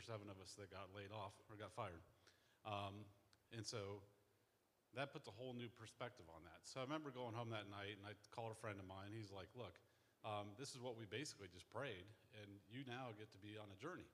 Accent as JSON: {"language": "English", "town": "Columbus", "country": "United States", "said": "I'm from Columbus"}